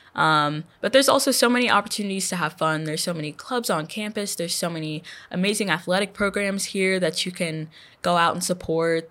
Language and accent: English; Houston, Texas, United States; moved away as an adult; now in Louisiana, United States; I'm from Houston